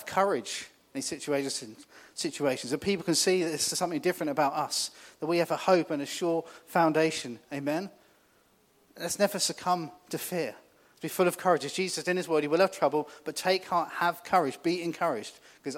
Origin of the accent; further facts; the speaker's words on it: New Forest, South East England, United Kingdom; I grew up in the New Forest. Lived there kind of all my life